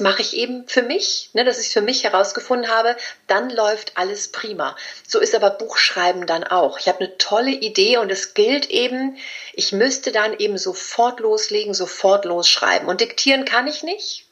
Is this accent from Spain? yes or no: yes; Spain; ich bin Spanierin